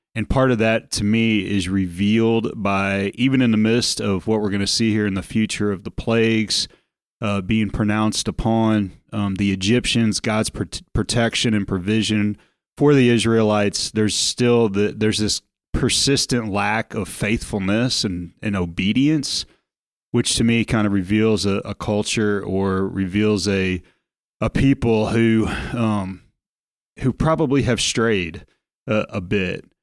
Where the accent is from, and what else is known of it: United States